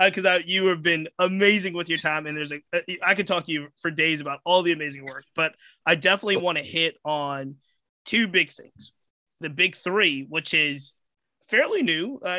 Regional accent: Virginia, United States; I'm from Virginia

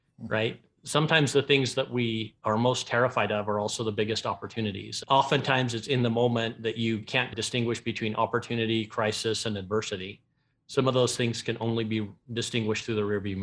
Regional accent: Ogden, Utah, United States; I grew up in Ogden, Utah

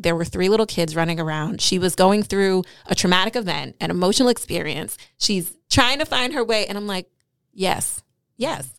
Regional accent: New York City, New York, United States; I'm a New Yorker

